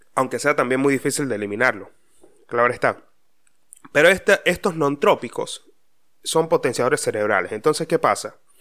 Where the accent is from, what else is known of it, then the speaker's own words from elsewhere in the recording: Mérida, Venezuela; hay un dicho muy popular de donde yo vengo, o será de Venezuela, no sé dónde carajo, pero en Mérida decían mucho